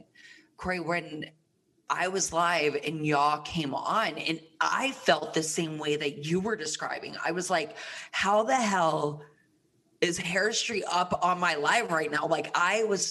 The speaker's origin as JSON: {"language": "English", "town": "Plant City", "region": "Florida", "country": "United States", "tie": "born or raised there", "also_born_or_lived": "Tampa, Florida", "moved": "yes", "said": "I am from Tampa, Florida. Tampa, Florida, Sunshine State, full of humidity. So, you know, that skin was snatched. A little moist all the time. And I grew up, I went to middle school and high school in a small town outside of Tampa, Plant City, Florida"}